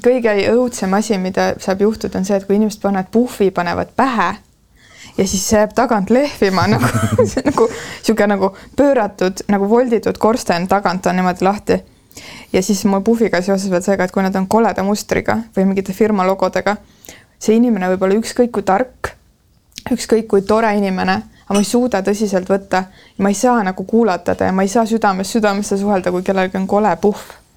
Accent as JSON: {"language": "Estonian", "country": "Estonia", "said": "ma olen provintsist pärit"}